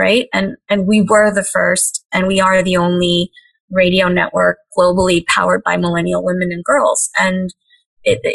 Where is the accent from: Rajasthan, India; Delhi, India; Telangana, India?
Telangana, India; Hyderabad; now in United States; when I was growing up in Hyderabad